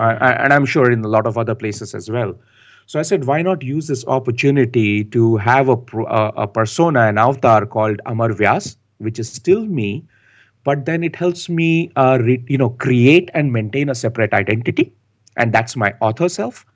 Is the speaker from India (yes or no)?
yes; India; moved away as an adult; also born or lived in United States / Canada; now in Bangalore, India; I've been born and raised in India. I like to call myself the son of the soil.